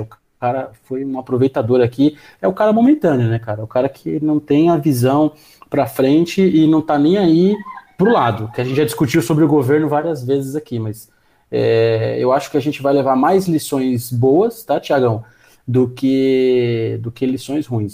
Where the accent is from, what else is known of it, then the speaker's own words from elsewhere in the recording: Brazil; a gente, como brasileiro